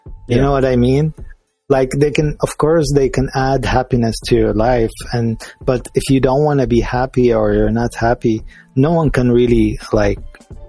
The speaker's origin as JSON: {"language": "English", "town": "Liverpool", "region": "North West England", "country": "United Kingdom", "said": "because I'm English. I'm from Liverpool."}